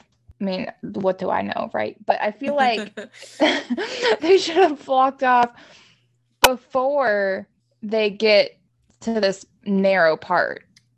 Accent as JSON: {"language": "English", "region": "the South", "country": "United States", "said": "It's like, sorry, I'm from the South. I don't know how to do a Boston accent."}